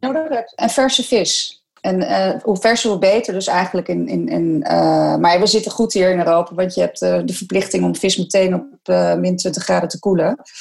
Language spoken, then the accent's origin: Dutch; Netherlands; wij zijn als Nederlander